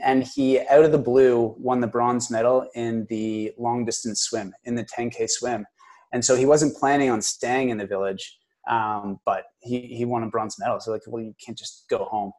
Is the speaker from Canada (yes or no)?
yes; Kingston, Ontario, Canada; I'm from Kingston